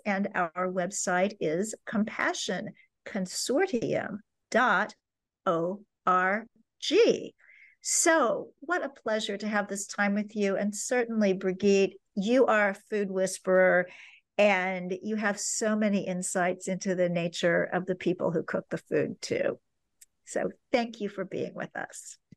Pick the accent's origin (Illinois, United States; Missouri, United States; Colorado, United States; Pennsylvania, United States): Missouri, United States; Kansas City; my hometown of Kansas City, Missouri